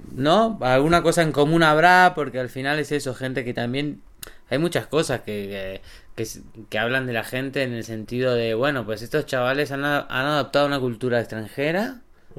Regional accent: Argentina; moved away as an adult; also born or lived in Bariloche; now in Andorra; somos argentinos

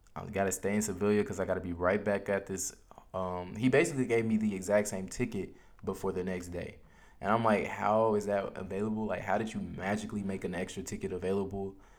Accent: United States; as an American

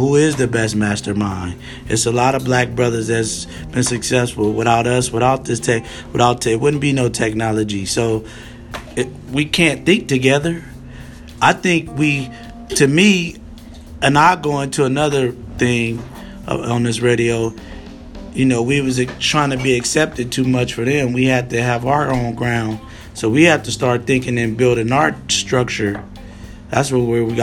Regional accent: Los Angeles, California, United States; also born or lived in Santa Monica / Westwood / Redondo Beach / West L.A.; I came from Venice, California, Santa Monica, Westwood, Redondo Beach, West L.A., these places that's where I live

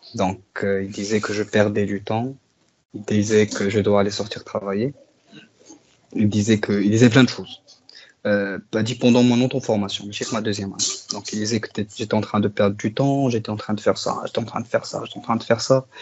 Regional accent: Morocco; on est des Marocains

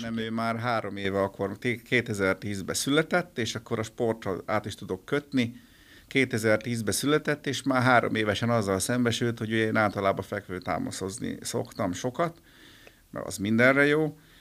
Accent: Győr, Győr-Moson-Sopron, Hungary; moved away as an adult; also born or lived in Miskolc; now in Budapest, Hungary; Én Győri vagyok, de ugye Pesten lakom már kétezer óta

